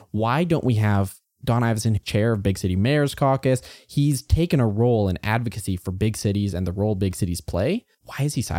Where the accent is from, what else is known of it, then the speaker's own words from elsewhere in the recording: Alberta, Canada; I grew up in the Klein years, so there was a lot of cuts to education.